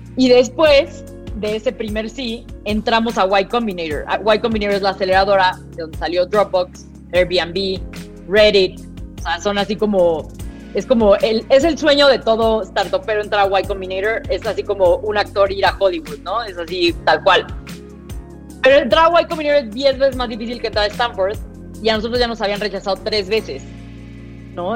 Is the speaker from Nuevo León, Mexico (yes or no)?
no; Mexico City, Mexico; accent: fresa; toda mi vida fui al francés del Pedregal